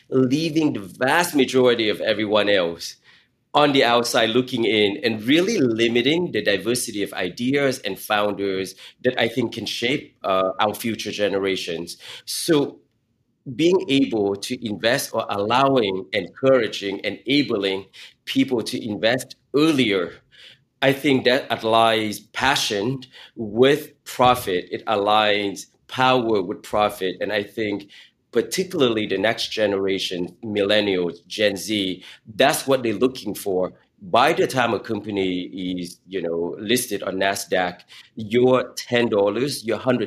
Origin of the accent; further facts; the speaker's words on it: Silicon Valley, California, United States; as a teenager growing up in Silicon Valley